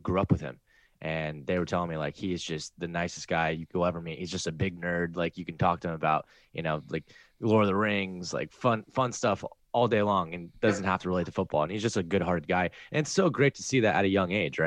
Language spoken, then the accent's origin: English; Austin, Texas, United States; I grew up in the Austin area